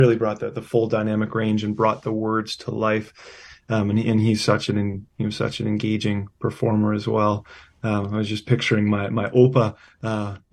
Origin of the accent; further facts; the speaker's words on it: Winnipeg, Manitoba, Canada; I was born and raised in Winnipeg